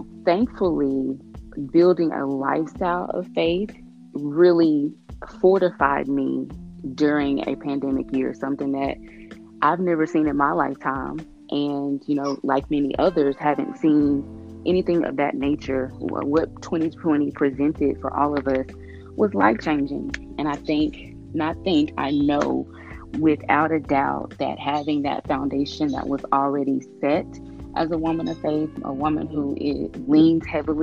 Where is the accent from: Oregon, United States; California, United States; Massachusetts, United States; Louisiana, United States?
Louisiana, United States; Shreveport; my hometown of Shreveport, Louisiana